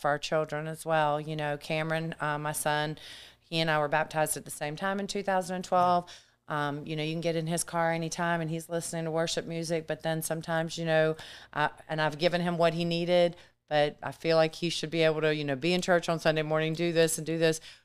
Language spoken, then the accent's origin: English; Germany; also born or lived in Matthews, North Carolina / Myrtle Beach, South Carolina; now in United States; I was raised in Germany